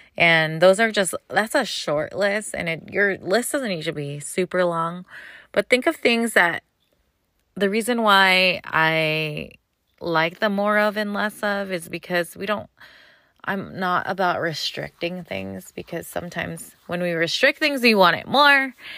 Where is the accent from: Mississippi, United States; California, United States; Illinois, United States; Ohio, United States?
California, United States; I'm from California